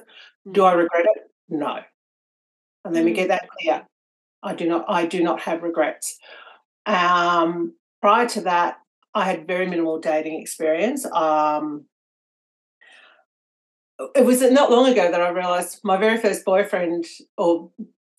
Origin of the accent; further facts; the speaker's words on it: Victoria, Australia; also born or lived in Melbourne; I'm from Victoria in Australia, and up until 14 months ago, I was living in Melbourne, but currently I'm living in a small country town about 2 hours from the city.